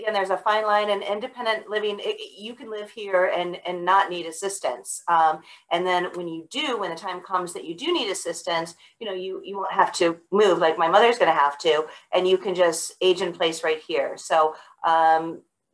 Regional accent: Buffalo, New York, United States; now in Georgia, United States; I grew up in Buffalo, but my parents were not from Buffalo

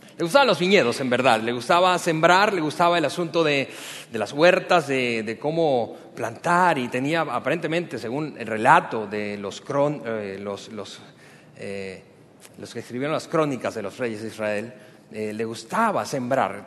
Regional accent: Venezuela; now in Mexico; También soy venezolano

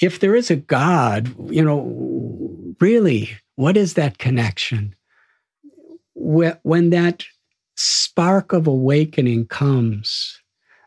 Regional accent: Chicago, Illinois, United States; also born or lived in India; I'm from Chicago

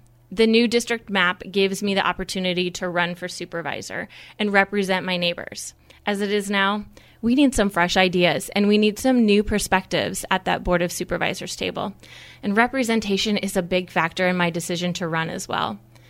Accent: Guthrie County, Iowa, United States; I was raised in Guthrie County, and this is where I've chosen to make my home and my future with my family. Even when I moved away for a short time after college, it was always the plan to move back here.

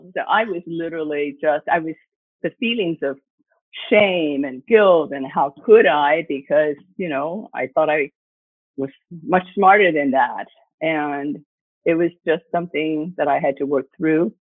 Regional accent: Ohio, United States; moved away as an adult; also born or lived in Beijing, China / Shanghai, China / Hong Kong / Singapore; I'm really grateful that we grew up in this little town and in the Midwest.

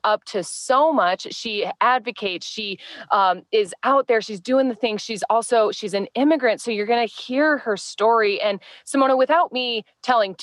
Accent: Midwest, United States; now in California, United States; moving from like the Midwest to California

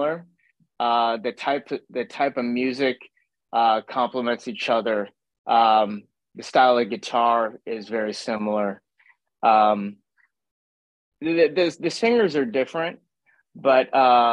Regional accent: Schaumburg, Illinois, United States; I'm originally from Schaumburg, Illinois

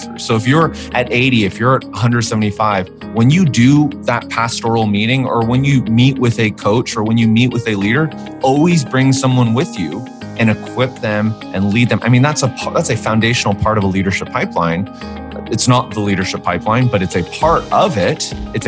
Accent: Vancouver, British Columbia, Canada; moved away as an adult; also born or lived in Edmonton, Canada; now in Nashville, United States; I grew up in Vancouver, born and raised there

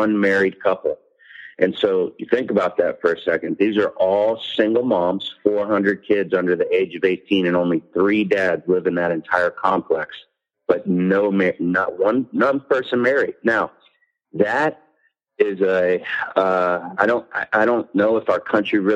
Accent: Hawaii, United States; moved away; I'm Hawaiian, but also white

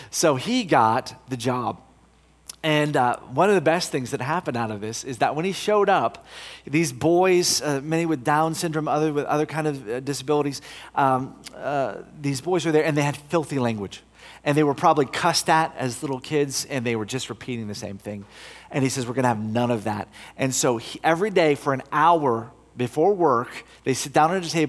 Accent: United States; moved away as an adult; also born or lived in Brussels area, Belgium; now in Belgium; I'm from America

